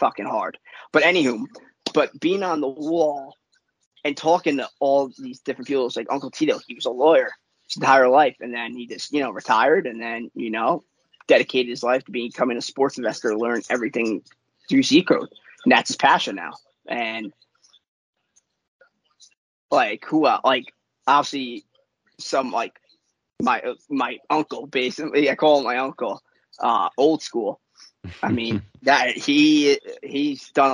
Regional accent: New York, United States; I'm from New York

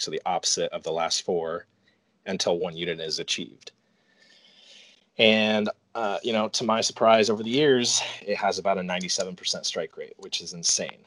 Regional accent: Portland, Oregon, United States; moved away as an adult; now in North Carolina, United States; I was born in Portland, Oregon, and lived there most of my life

